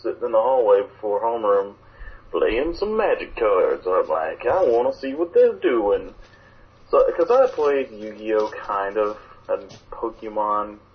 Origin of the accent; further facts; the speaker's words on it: Alabama, United States; two guys from Alabama